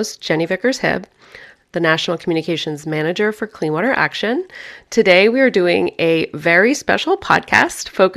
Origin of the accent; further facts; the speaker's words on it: Germany; moved away; I grew up in Germany.